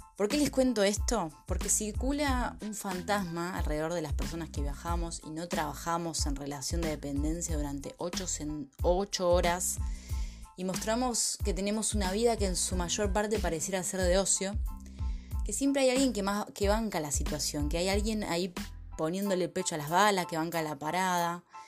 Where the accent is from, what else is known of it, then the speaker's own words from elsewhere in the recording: Buenos Aires, Argentina; moved away as an adult; soy argentina, nacida y criada en la ciudad de Buenos Aires